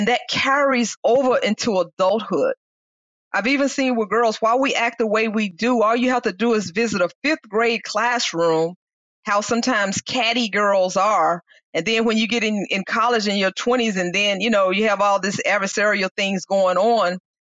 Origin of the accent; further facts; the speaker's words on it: Mississippi, United States; I grew up in Mississippi.